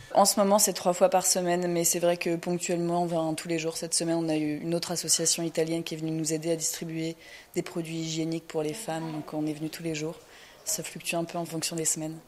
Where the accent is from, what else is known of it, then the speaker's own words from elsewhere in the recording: France; moved away as an adult; now in Lebanon; je suis française